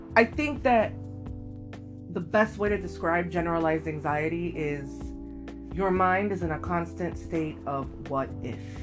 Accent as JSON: {"language": "English", "town": "Miami", "region": "Florida", "country": "United States", "said": "I am from Miami, Florida"}